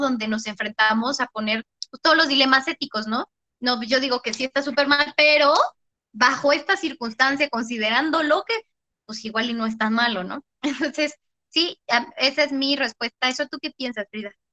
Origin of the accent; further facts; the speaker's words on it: Mexico; nosotras, como mujeres mexicanas